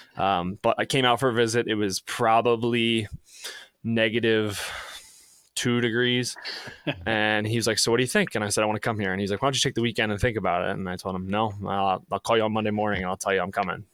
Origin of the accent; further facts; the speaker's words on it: Towson, Maryland, United States; now in Wisconsin, United States; I grew up in Baltimore, Maryland, actually just north of Baltimore in Towson, Maryland